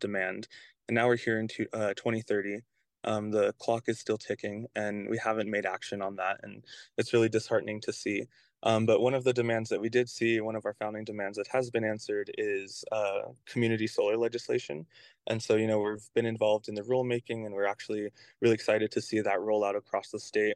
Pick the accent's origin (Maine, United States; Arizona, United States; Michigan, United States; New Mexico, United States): New Mexico, United States; Albuquerque; I come from Albuquerque, but that's my tribal affiliation